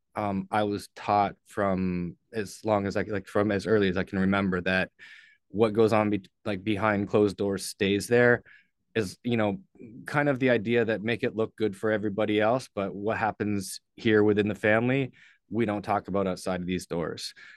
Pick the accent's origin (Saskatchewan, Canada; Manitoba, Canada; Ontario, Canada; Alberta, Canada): Ontario, Canada; St. Catharines; moved away; I was born in Saint Catharines, Ontario, um, lived there until I was